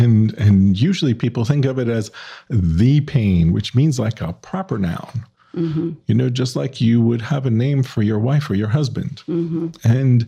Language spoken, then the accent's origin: English; New Orleans, Louisiana, United States